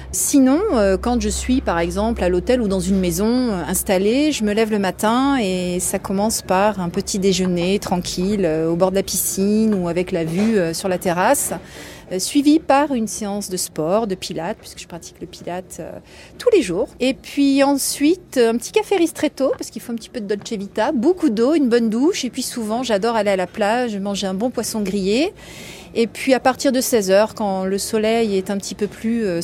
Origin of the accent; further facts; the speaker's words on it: Italy; Donc en tant qu'italienne, euh, j'aime boire un très très bon café.